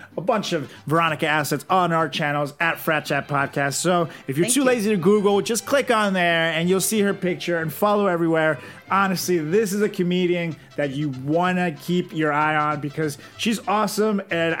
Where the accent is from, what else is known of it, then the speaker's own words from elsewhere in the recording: Venezuela; oh, hey, I'm from Venezuela.